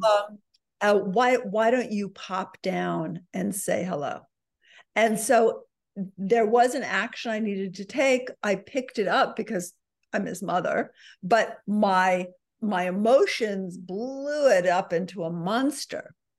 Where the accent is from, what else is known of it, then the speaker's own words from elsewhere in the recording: New York City, New York, United States; I'm a New Yorker